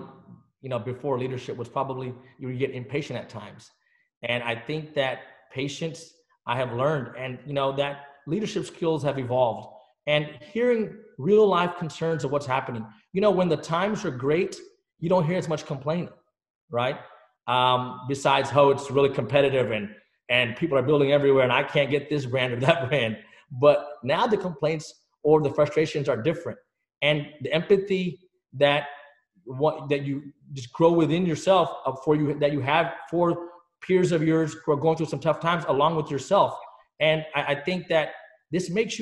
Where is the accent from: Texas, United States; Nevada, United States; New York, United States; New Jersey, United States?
Texas, United States; Dallas; also born or lived in England; My parents, we moved here when I was a very young age in the state of Texas